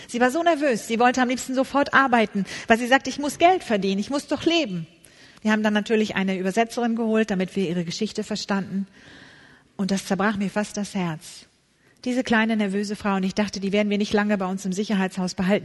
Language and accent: German; Hamburg, Germany; Ich komme aus der Stadt Hamburg, bin dort geboren